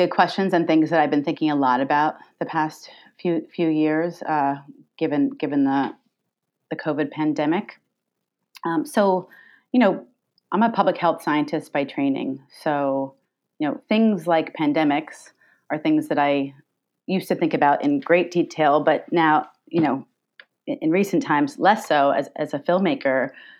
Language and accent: English; New York, United States; I grew up here in Long Island